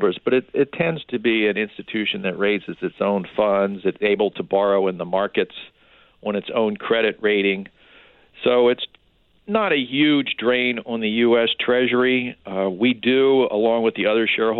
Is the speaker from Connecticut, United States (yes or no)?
no; Baltimore, Maryland, United States; I grew up in Baltimore